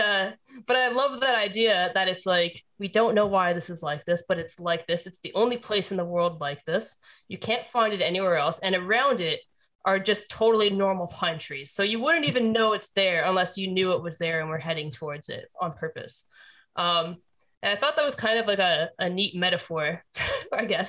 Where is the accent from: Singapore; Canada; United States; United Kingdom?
Canada; when you grow up in Canada